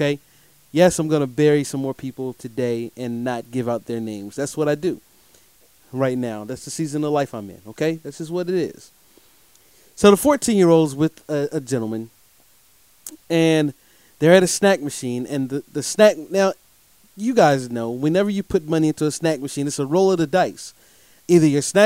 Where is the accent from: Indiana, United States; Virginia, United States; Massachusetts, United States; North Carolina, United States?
North Carolina, United States; Durham; I'm here coming to you from the Bull City of Durham, North Carolina, my hometown